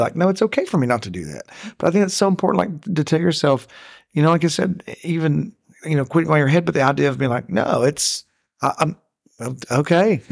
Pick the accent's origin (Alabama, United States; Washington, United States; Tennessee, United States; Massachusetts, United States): Tennessee, United States; I'm from Tennessee.